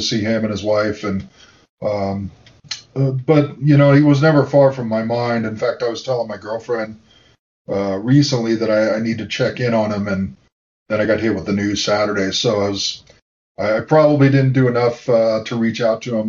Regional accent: United States; I was a local kid. I'm still in the house that I've now renovated that I grew up in Mission Hills. I live 3 miles from campus still

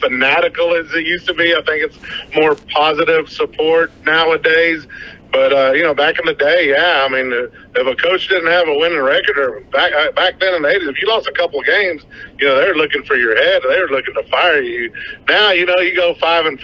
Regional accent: Odessa, Texas, United States; also born or lived in El Paso, Texas; So I moved here in third grade.

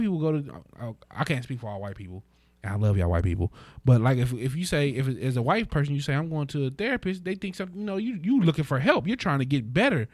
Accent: United States; as an American

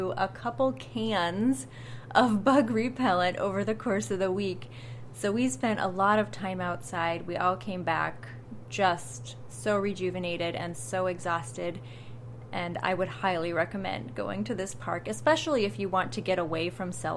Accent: Iowa, United States; my home state of Iowa

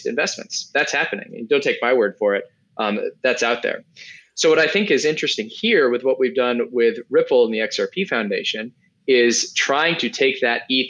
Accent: United States; as an American

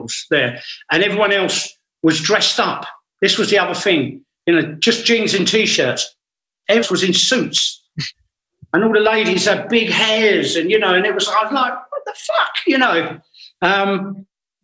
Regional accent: England, United Kingdom

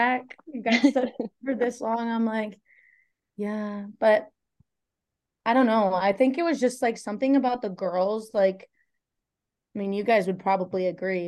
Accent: Michigan, United States; also born or lived in Texas / Florida; now in Buffalo, United States; I live in Florida right now, but I grew up in Michigan

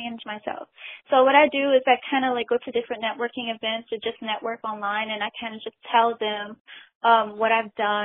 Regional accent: Atlanta, Georgia, United States; I was born in Atlanta, Georgia, and raised here, too

